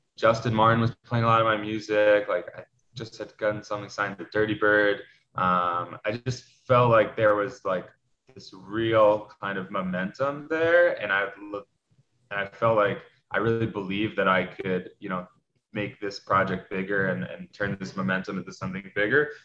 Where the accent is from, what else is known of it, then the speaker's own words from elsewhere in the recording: New York City, New York, United States; growing up in New York City, um, you know, I went to a big high school around 3,000 kids.